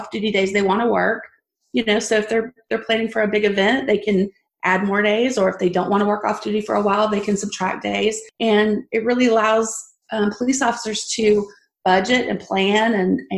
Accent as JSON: {"language": "English", "town": "Abilene", "region": "Texas", "country": "United States", "tie": "born or raised there", "said": "I was born in Abilene, Texas, born and raised"}